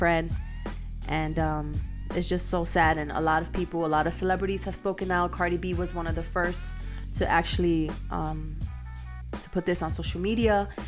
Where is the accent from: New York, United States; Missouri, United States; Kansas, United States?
New York, United States; New York City; now in El Paso, United States; In the South Bronx, you know, my hometown.